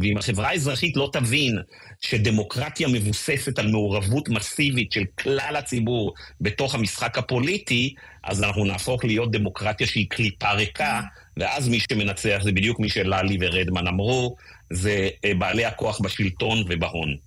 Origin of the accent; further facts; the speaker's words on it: Israel; אני הרגשתי שהזהות שלי כישראלי הפכה להיות הרבה, הרבה יותר משמעותית לי